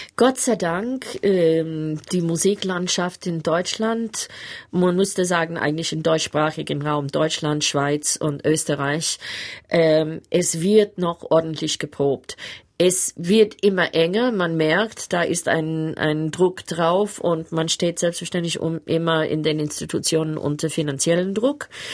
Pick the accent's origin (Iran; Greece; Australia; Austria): Australia; Sydney, New South Wales; German is a second language; moved away as an adult; also born or lived in Berlin / Cologne; ein junges Mädchen aus Manly in Sydney. Ich bin fast am Strand aufgewachsen